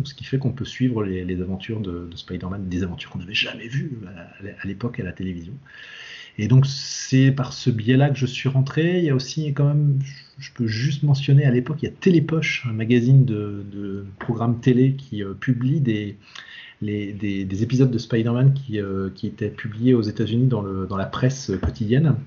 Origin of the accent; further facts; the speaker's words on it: Brittany, France; moi je suis breton